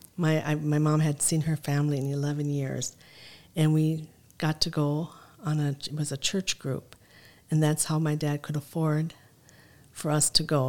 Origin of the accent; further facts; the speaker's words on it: Mankato, Minnesota, United States; also born or lived in Lebanon; coming here and growing up in Mankato and then going to Lebanon